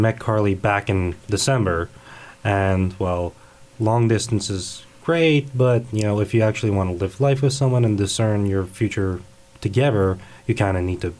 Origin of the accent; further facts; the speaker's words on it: New Jersey, United States; also born or lived in Poland; now in Kansas, United States; Well, I was born in Poland, and when I was very young, my family actually had moved to New Jersey, where I actually had grown up and spent most of my life before moving out to Kansas back in May.